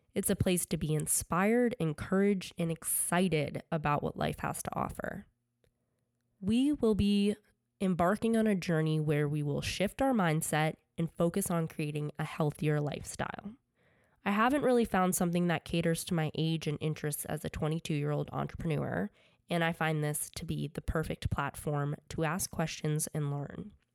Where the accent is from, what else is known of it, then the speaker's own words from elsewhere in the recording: Connecticut, United States; also born or lived in New York; I grew up playing sports in Connecticut